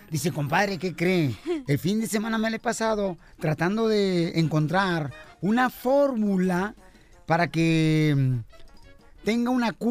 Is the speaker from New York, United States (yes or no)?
no; Albuquerque, New Mexico, United States; Soy de Aburquerque, Nuevo